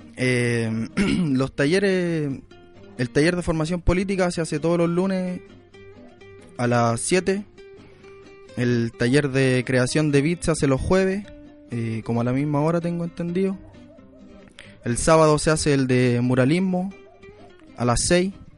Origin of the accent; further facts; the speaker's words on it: Quilicura, Santiago Metropolitan Region, Chile; poblador de Quilicura